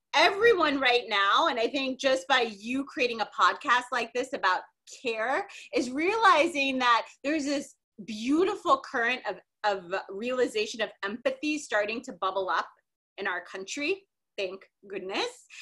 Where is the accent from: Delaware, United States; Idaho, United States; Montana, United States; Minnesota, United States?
Minnesota, United States; I grew up in Minnesota